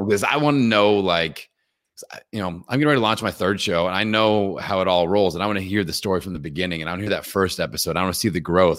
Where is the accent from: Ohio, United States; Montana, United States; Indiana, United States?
Indiana, United States; I'm from Indiana